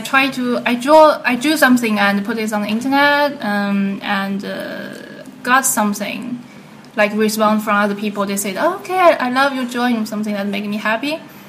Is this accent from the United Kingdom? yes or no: no; China; moved away as an adult; I'm from China. Not big, not small city